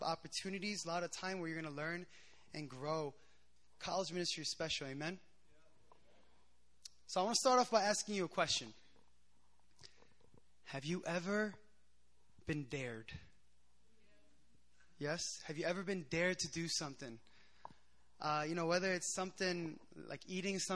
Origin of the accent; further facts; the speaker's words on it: Philadelphia, Pennsylvania, United States; moved away as an adult; now in South Korea; I'm a Korean American. I grew up in the States in Philadelphia.